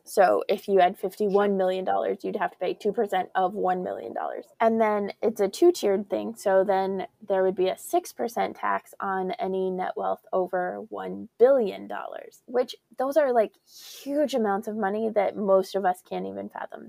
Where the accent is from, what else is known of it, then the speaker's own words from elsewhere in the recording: Colorado, United States; growing up in Colorado